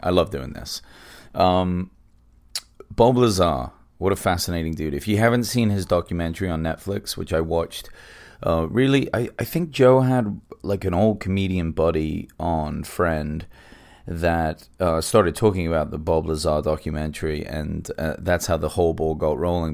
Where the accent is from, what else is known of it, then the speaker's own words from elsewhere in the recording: England, United Kingdom; now in Los Angeles, United States; I'm English, but I live in America now, I live in L